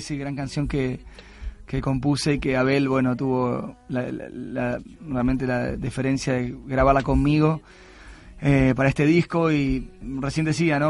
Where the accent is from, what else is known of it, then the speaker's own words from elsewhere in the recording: Argentina; Argentina, que es mi país natal